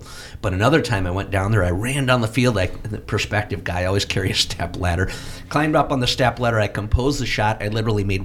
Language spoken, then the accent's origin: English; Platteville, Wisconsin, United States; my hometown paper, the Platteville Journal